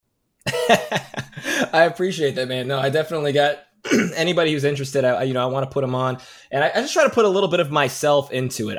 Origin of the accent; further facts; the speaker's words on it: Chicago, Illinois, United States; I'm from the Chicagoland area